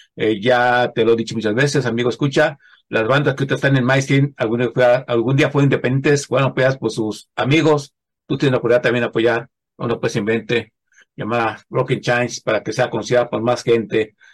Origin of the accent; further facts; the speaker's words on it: central Mexico, Mexico; yo bueno, pues del centro de la República Mexicana